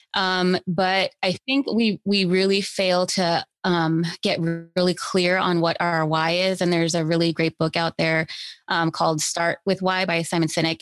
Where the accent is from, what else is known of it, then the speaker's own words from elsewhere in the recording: Los Angeles, California, United States; I grew up here in Los Angeles